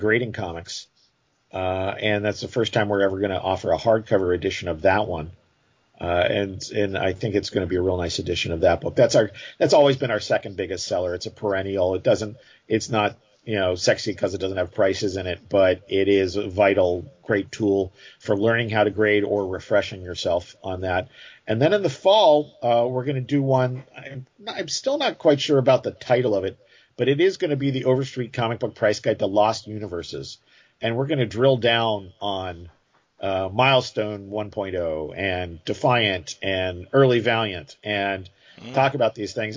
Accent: Hurst, Texas, United States; my hometown, Hearst, Texas

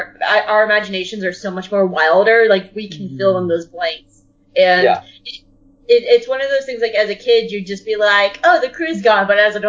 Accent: the South, United States

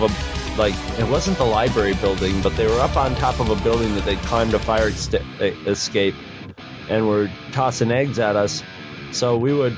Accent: Carthage, New York, United States; also born or lived in Black River; I was in Carthage as a little kid in my hometown

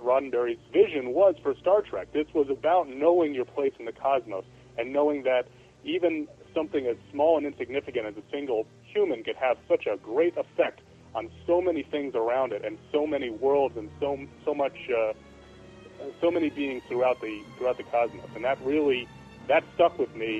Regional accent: New York, United States; I grew up in New York

